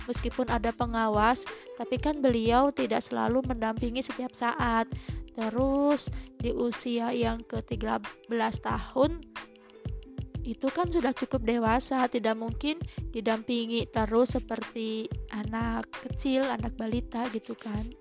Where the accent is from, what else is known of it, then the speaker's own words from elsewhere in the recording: West Java, Indonesia; accent: Sundanese; Oh ya maaf ya karena saya emang dari Sunda jadi suka ada imbuhan-imbuhan khas Sunda gitu